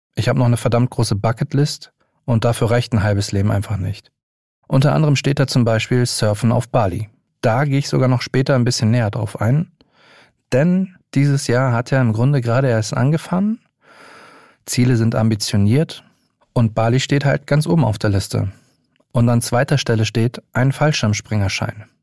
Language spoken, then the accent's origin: German; Hamburg, Germany; moved away as an adult; now in Berlin, Germany; 35 Jahre, gebürtiger Hamburger, seit knapp sieben Jahren Wahlberliner